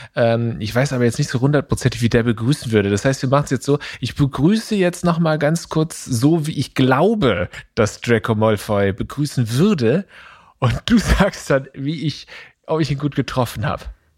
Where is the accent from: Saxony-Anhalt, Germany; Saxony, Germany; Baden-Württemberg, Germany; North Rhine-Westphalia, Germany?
Baden-Württemberg, Germany; Eppingen; meiner Heimatstadt Epping